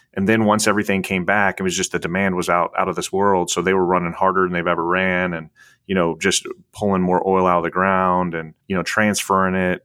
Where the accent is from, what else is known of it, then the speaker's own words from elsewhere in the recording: Illinois, United States; moved away; I'm from Illinois originally. I was born and raised, so I'm a Midwest kid.